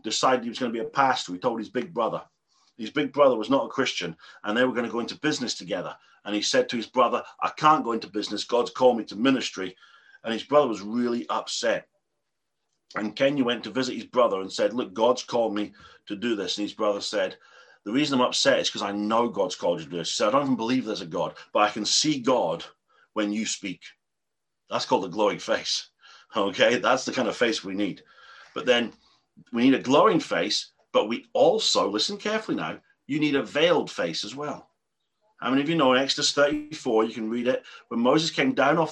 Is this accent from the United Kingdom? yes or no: yes; England, United Kingdom; I'm an Englishman.